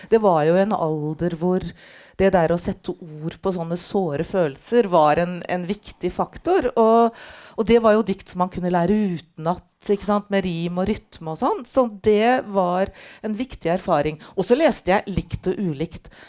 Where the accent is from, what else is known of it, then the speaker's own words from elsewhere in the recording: Halden, Østfold, Norway; Og jeg er da ikke fra Oslo, jeg er fra Halden, fra Østfold.